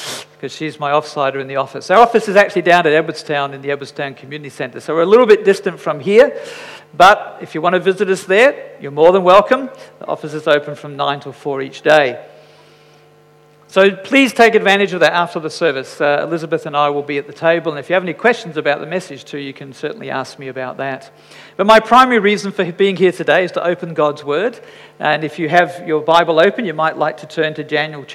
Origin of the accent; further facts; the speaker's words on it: Scotland, United Kingdom; I'm Scottish